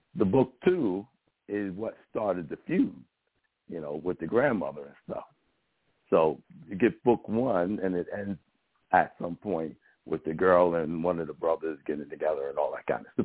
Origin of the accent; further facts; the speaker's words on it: New York City, New York, United States; I grew up in the South Bronx first, where there was a bunch of gangs